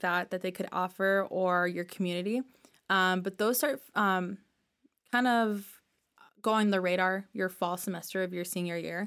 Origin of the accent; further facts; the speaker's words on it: Michigan, United States; moved away as an adult; now in Minnesota, United States; I am originally from Michigan and then went to school in Minnesota.